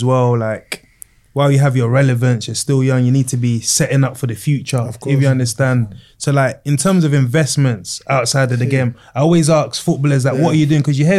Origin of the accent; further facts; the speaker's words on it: Bermondsey, London, United Kingdom; He used to take us to school in Black Peugeot. We grew up in Bermondsey.